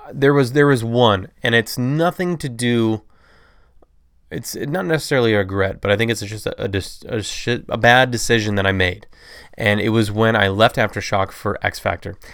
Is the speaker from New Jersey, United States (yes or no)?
no; Toledo, Ohio, United States; I am from Toledo, Ohio, which is about four hours east of Chicago.